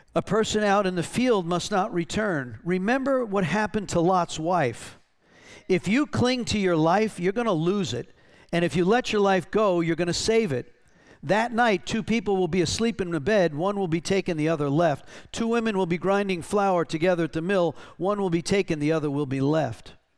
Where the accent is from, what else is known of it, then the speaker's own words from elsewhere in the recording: North Carolina, United States; we're from North Carolina